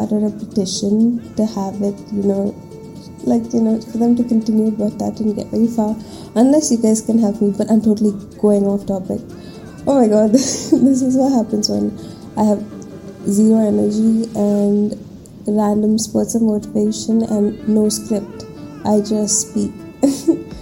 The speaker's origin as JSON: {"language": "English", "town": "Bangalore", "region": "Karnataka", "country": "India", "tie": "born or raised there", "said": "I was born and brought up in Bangalore"}